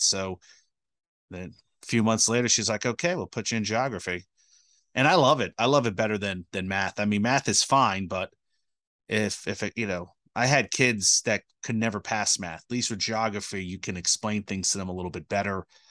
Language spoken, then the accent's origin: English; Colonia, New Jersey, United States; I grew up in Colonia.